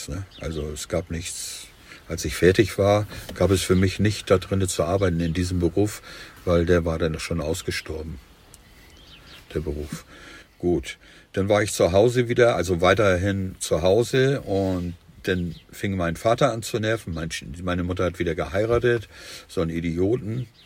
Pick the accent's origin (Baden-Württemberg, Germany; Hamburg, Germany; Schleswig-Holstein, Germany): Hamburg, Germany; Hamburg. Also nicht nur Hamburg, äh, ich bin nachher in Heime aufgewachsen